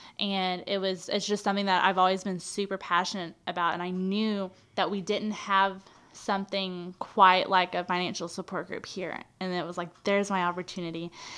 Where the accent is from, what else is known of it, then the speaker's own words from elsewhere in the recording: Texas, United States; I'm from East Texas, more or less.